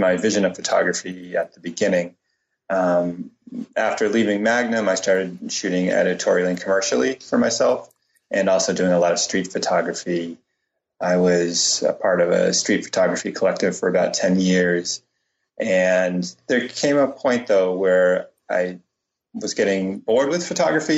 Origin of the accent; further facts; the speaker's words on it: Cambridge, Massachusetts, United States; I grew up in Cambridge, Mass